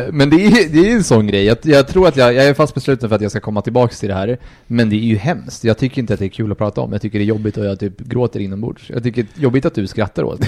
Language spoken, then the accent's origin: Swedish; Colombia; moved away; jag är från Colombia